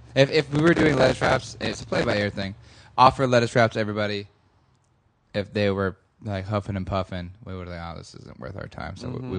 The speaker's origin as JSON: {"language": "English", "town": "Huntington Beach", "region": "California", "country": "United States", "said": "We're from Huntington Beach."}